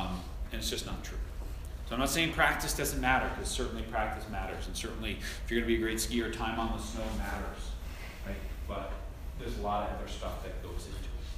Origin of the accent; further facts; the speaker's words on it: Long Island, New York, United States; I grew up on Long Island.